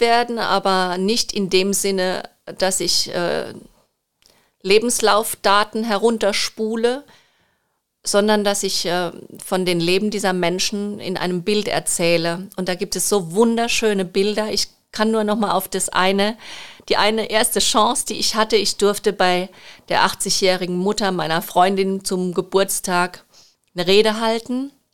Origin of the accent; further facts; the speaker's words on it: Rhineland-Palatinate, Germany; accent: Palatine; ich bin gebürtige Pfälzerin und liebe die Pfalz